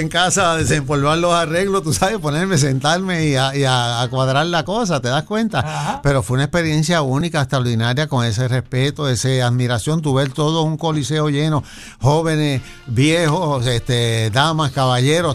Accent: Juncos, Puerto Rico; yo viajaba por pasaje desde Junco hasta Bayamón

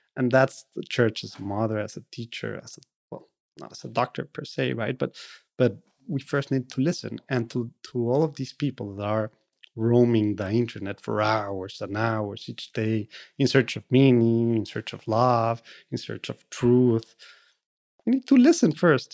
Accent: Monterrey, Nuevo León, Mexico; first language Spanish; English is a second language; now in United States; I'm from Monterrey, Mexico

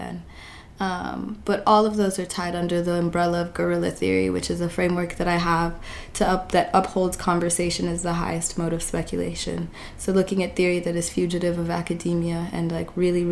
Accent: Lakewood, Colorado, United States; moved away as an adult; also born or lived in Nairobi, Kenya / Brooklyn, New York; now in New York, United States; I was born in Nairobi, Kenya, in South B. And I was raised in Colorado, so in the suburbs of Denver, outside of Denver, in a city called Lakewood.

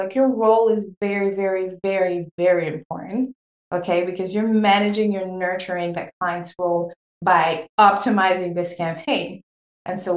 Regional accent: Senegal; born or raised there; first language French; English is a second language; moved away

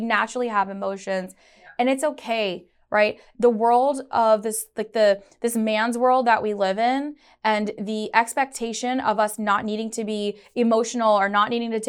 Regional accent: Chicago, Illinois, United States; born there; also born or lived in Karachi; I was a daughter of an immigrant, and so I know the struggles firsthand. I was born in Chicago, but I moved to Karachi. I moved back to the States.

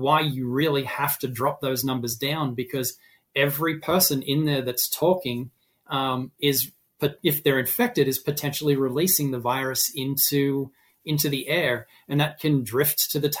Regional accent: Australia; now in Massachusetts, United States; I am an Australian

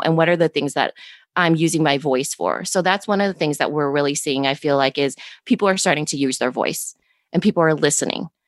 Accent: Storm Lake, Iowa, United States; born and raised in Storm Lake, Iowa.

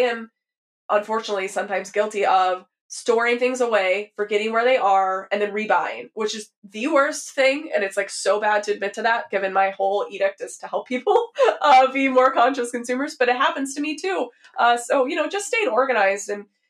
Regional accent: the South, United States; so I grew up in the South, very much a culture of lots of consumption

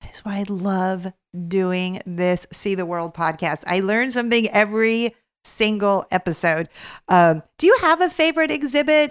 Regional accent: Los Angeles, California, United States; I grew up in Los Angeles, California

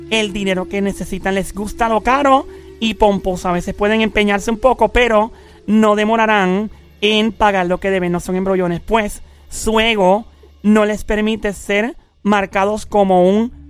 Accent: San Lorenzo, Puerto Rico; Yo soy de San Lorenzo

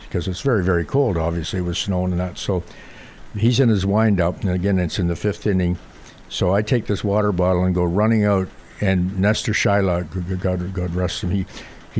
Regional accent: Canada; I was raised in hockey, obviously, being Canadian

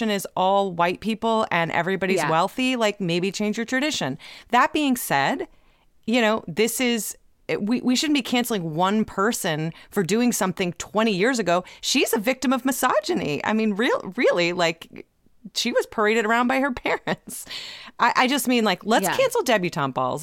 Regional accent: Ohio, United States; I'm from Ohio. I am a poor person from Ohio.

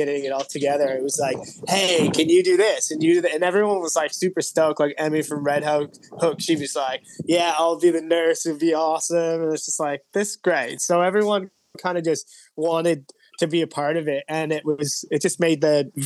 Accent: Toronto, Ontario, Canada; moved away as an adult; now in Sydney, Australia; I'm actually from Toronto

